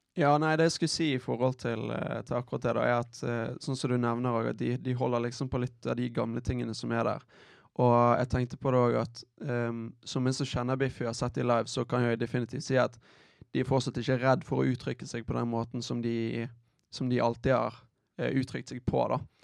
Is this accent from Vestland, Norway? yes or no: yes; Bergen, Vestland, Norway; jeg, har en frisør eh, hjemme i Bergen